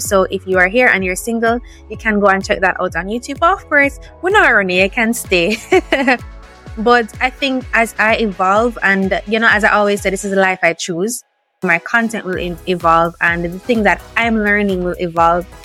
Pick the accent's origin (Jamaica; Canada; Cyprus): Jamaica; the Jamaican part of it because we're special, right? It's different for us.